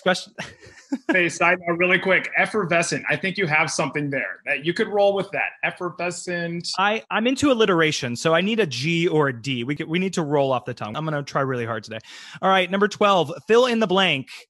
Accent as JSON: {"language": "English", "town": "Tampa", "region": "Florida", "country": "United States", "tie": "born or raised there", "said": "I'm from Tampa, Florida, born and raised, so I know it very well. I'm from North Tampa"}